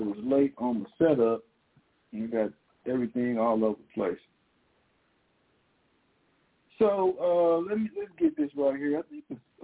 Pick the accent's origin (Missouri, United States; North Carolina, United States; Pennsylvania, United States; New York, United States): Missouri, United States; I grew up in Missouri